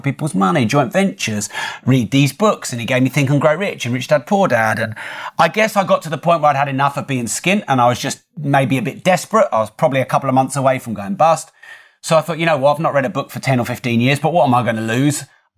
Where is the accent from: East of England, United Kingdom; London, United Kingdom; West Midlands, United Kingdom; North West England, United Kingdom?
East of England, United Kingdom; Newmarket; now in Peterborough, United Kingdom; I wasn't born there. I was born in Newmarket, and I've always been around that sort of East Anglia area